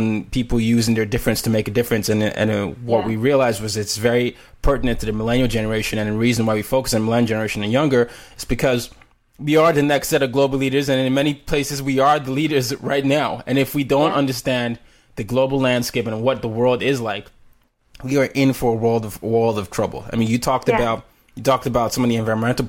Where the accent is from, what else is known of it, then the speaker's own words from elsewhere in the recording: Nigeria; now in United States; I'm Nigerian